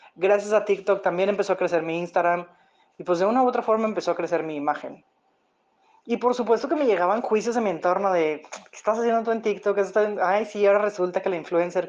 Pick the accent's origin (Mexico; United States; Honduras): Mexico; Monterrey, Nuevo León; yo soy de Monterrey, Nuevo León, México